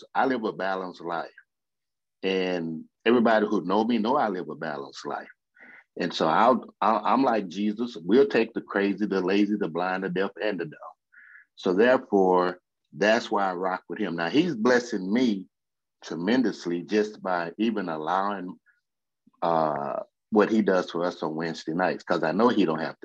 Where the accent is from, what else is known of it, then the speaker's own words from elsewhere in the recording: Houston, Texas, United States; I'm from Third Ward